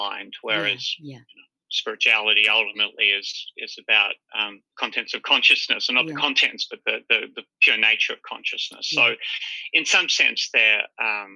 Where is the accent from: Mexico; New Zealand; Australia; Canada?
Australia; Hobart, Tasmania; also born or lived in China; I grew up in Hobart.